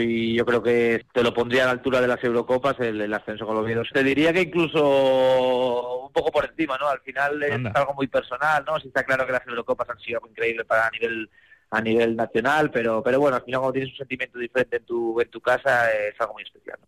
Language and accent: Spanish; Oviedo, Asturias, Spain; mi ciudad, de mi tierra, donde me crié como niño